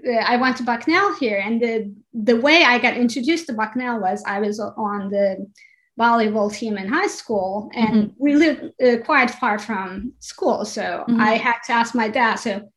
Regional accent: Turkey; English is a second language; also born or lived in Ankara / Istanbul; now in New Jersey, United States; So I grew up in Turkey, but even in Turkey, I was bit of a nomad even before changing countries, right? I was born in Ankara, but my family's from south of Turkey.

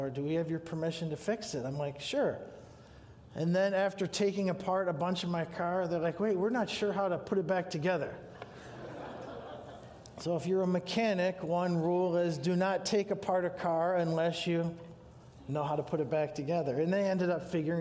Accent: Sandusky, Ohio, United States; now in Grand Haven, United States; I was born in Sandusky, Ohio, so if you've been to Cedar Point, that's where my parents live

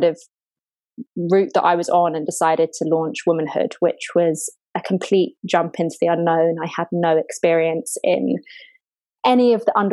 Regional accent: London, United Kingdom; also born or lived in Brighton; I grew up in London, born and bred, lived here all my life

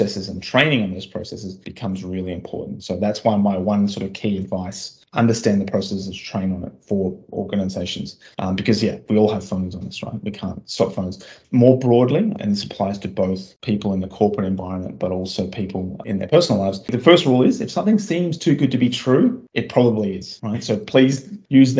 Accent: Australia; moved away; my home country of Australia

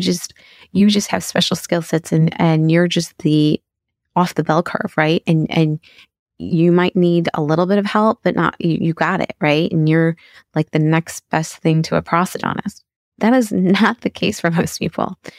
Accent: Chicago, Illinois, United States; moved away; I decided to go into pediatric residency and was accepted back at my hometown in Chicago

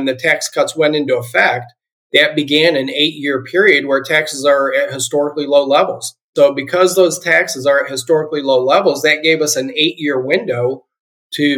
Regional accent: Akron, Ohio, United States; I am originally from Ohio. I grew up in the Akron, Ohio area

